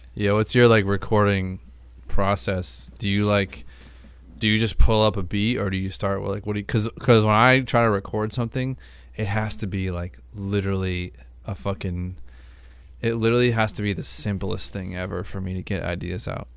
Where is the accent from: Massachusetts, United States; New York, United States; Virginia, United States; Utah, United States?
Massachusetts, United States; outside of Boston; the town I grew up in outside of Boston